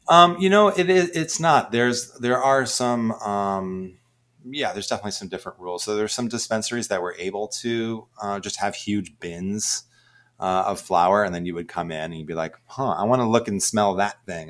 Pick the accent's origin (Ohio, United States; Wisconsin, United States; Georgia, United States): Ohio, United States; moved away as an adult; also born or lived in Boston, Massachusetts; I'm actually from the Midwest originally and grew up in Ohio.